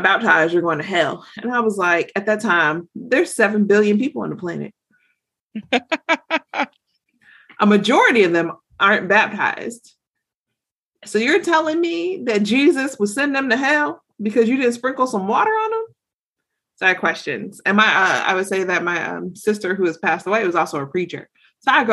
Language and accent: English; Georgia, United States; I'm from the South. I'm from Georgia